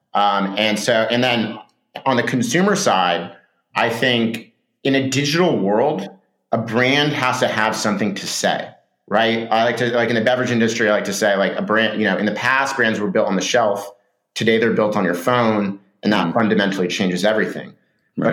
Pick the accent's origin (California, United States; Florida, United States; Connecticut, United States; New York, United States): California, United States; Laguna Beach; moved away as an adult; also born or lived in San Francisco; I grew up in Southern California in a, in a, surf town called Laguna Beach